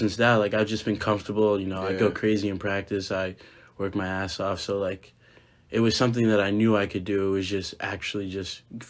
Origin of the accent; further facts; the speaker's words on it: Swampscott, Massachusetts, United States; So, I'm from Swampscott, Massachusetts.